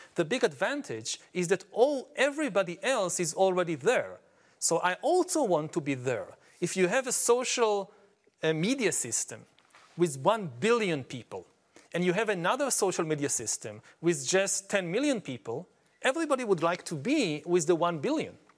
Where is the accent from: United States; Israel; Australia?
Israel; I come from Israel